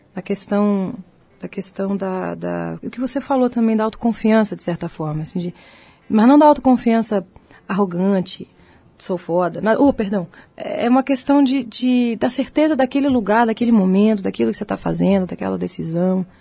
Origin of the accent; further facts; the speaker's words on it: Cantareira, São Paulo, Brazil; moved away as an adult; also born or lived in United States; a casa da cantareira onde eu nasci